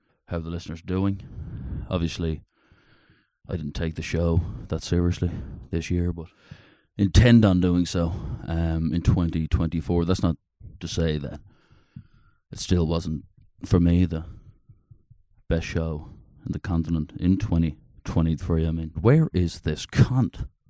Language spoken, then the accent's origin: English; Dublin, Leinster, Ireland; I'm an Irishman, yeah.